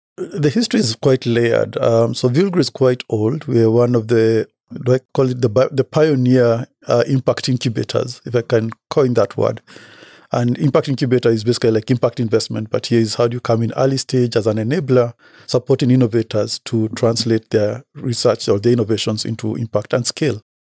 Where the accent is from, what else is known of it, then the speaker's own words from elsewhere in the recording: Kenya; I come from Kenya, born and bred.